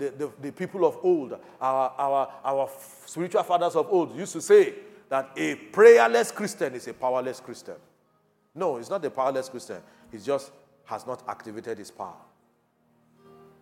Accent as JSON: {"language": "English", "country": "Nigeria", "said": "Thank God I'm a Nigerian"}